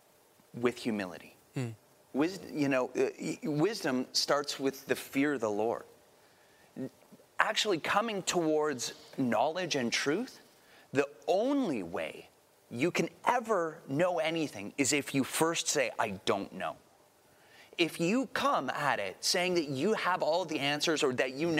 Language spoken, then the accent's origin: English; outside of Toronto, Ontario, Canada; moved away; I grew up outside of Toronto